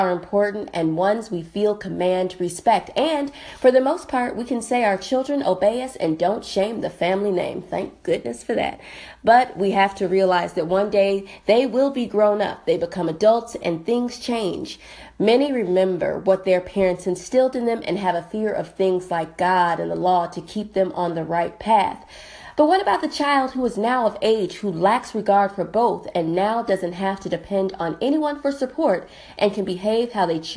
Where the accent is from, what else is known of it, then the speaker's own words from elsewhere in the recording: Wisconsin, United States; also born or lived in Cobb County, Georgia; now in Atlanta, United States; I'm from Wisconsin